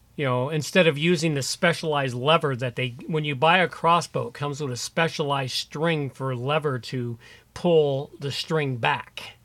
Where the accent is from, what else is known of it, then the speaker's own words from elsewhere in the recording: United States; being an American